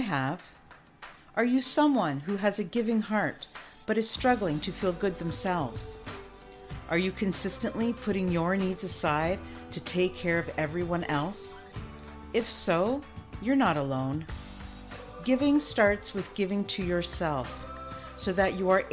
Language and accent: English; Canada; I'm Canadian